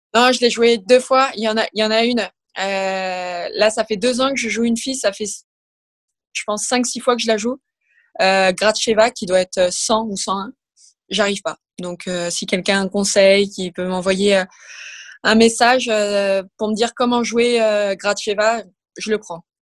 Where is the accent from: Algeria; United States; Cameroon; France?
France; Versailles, Île-de-France; je suis née à Versailles, j'ai toujours été au club euh, du TC Grand Versailles. Et donc, je faisais partie de la Ligue des Yvelines. J'ai été au collège dans un sport-études.